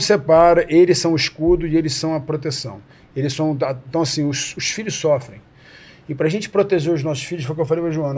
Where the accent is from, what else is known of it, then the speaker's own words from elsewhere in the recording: Rio de Janeiro, Brazil; Nasci no Rio